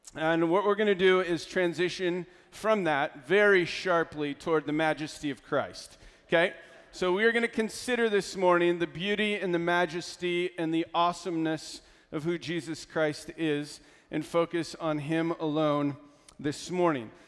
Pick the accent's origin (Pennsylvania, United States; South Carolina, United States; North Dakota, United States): Pennsylvania, United States; I'm from Pennsylvania